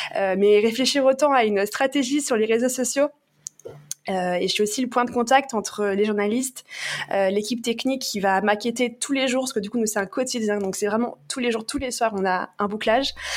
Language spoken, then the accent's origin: French; Paris, Île-de-France, France; je suis parisienne